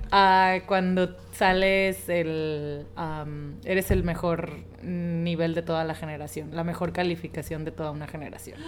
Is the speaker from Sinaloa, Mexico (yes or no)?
yes; Los Mochis, Sinaloa, Mexico; also born or lived in Tijuana; nací en Los Mochis, Sinaloa, que es otro, eh, bueno, otro lugar de aquí de México